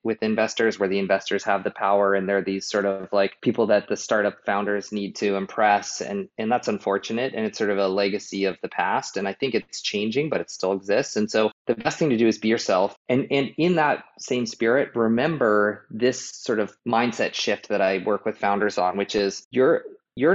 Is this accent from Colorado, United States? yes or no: yes; Boulder, Colorado, United States; I am from Boulder